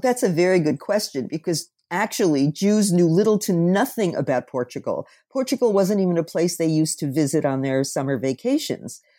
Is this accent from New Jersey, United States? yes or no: yes; New Jersey, United States; I was born in New Jersey